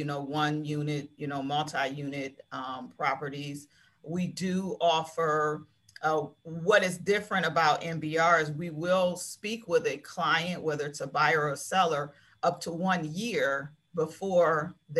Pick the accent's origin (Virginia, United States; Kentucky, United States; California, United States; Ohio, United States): Ohio, United States; Maple Heights; I grew up in Maple Heights. I grew up on Anthony Street in Maple Heights.